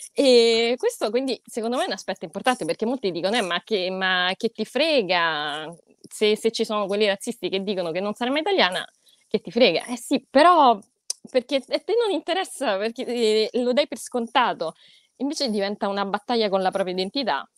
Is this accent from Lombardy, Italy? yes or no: no; Rome, Lazio, Italy; nata e cresciuta a Roma, in realtà sono italianissima